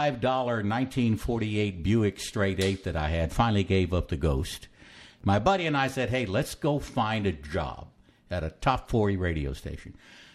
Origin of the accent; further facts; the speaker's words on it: San Antonio, Texas, United States; moved away as an adult; also born or lived in Corpus Christi, Texas / Victoria, Texas; I was so happy to be back in my hometown